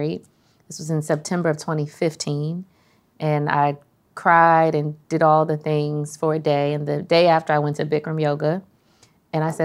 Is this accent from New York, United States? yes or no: no; Prince George's County, Maryland, United States; also born or lived in Washington, D.C.; I am from Prince George's County, Maryland. Was born in D.C., from Prince George's County, Maryland